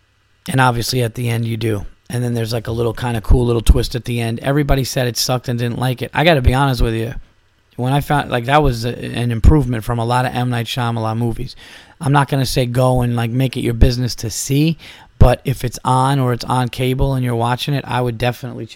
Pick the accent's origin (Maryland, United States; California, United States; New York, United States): New York, United States; Westchester County; my home county in Westchester County. You know, I was born in Westchester